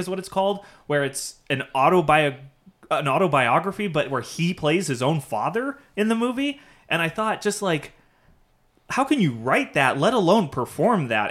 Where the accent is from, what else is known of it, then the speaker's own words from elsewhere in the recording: Irvine, California, United States; I grew up in Irvine